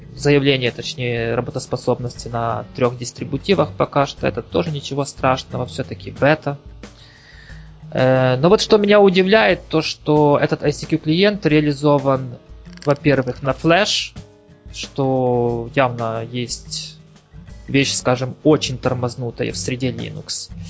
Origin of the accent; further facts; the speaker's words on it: Ukraine; also born or lived in Kyiv; я с Украины